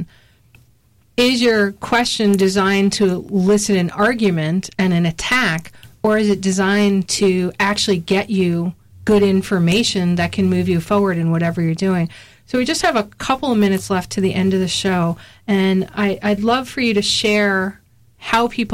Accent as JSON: {"language": "English", "region": "Connecticut", "country": "United States", "said": "I'm from Connecticut"}